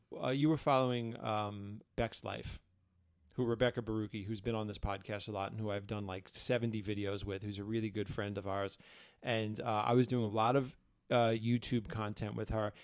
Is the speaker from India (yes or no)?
no; New York City, New York, United States; moved away as an adult; now in Ashland, United States; I'm from New York City